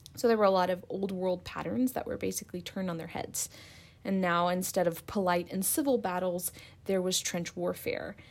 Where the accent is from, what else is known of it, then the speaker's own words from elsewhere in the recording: Chicago, Illinois, United States; I'm from Chicago, Illinois